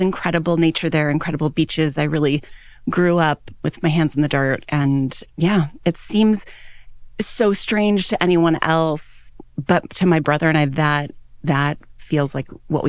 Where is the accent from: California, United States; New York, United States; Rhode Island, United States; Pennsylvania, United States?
California, United States; San Diego; born there; Well, I am a Navy brat. My father was an officer in the U.S. Navy. He's a doctor. And when I was born in San Diego, and my dad was stationed on ships.